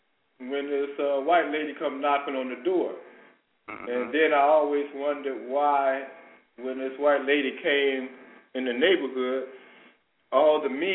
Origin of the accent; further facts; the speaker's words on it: Chicago, Illinois, United States; I was a kid growing up in Robert Taylor Homes